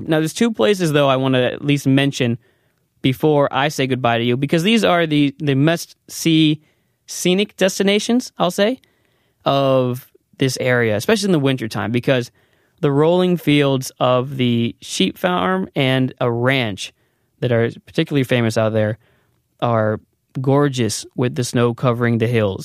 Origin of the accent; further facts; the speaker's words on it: United States; now in South Korea; as an American